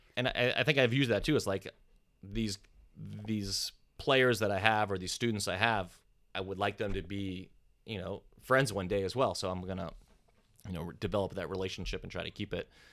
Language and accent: English; East Coast, United States; moved away as an adult; now in California, United States; I didn't move to California until I was thirty, and growing up on the East Coast